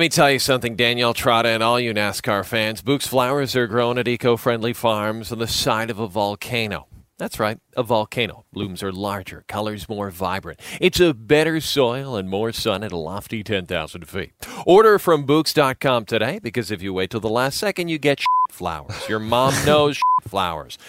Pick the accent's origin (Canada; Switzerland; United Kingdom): Canada; Athabasca, Alberta; my hometown of Athabasca